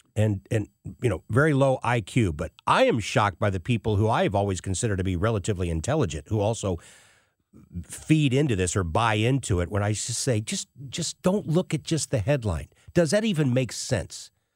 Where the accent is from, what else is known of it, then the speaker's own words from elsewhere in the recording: United States; As an American